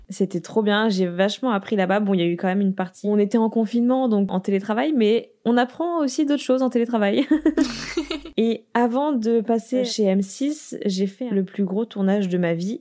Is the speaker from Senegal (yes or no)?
no; France; moved away as an adult; now in Los Angeles, United States; je suis née en France, j'habite aux États-Unis